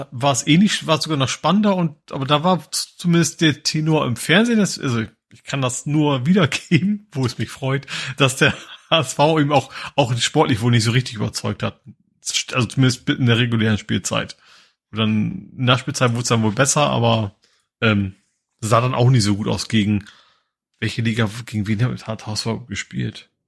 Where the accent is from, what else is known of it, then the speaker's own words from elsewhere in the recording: Lohne, Lower Saxony, Germany; also ich komme ja her aus Lohne.